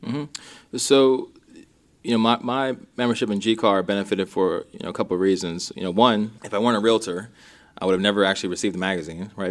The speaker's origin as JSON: {"language": "English", "region": "Minnesota", "country": "United States", "tie": "born or raised there", "said": "I was born in Minnesota"}